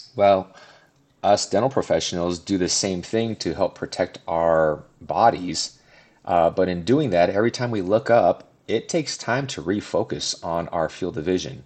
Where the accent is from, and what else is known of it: Southern California, United States; born or raised there; moved away as an adult; now in Denver, United States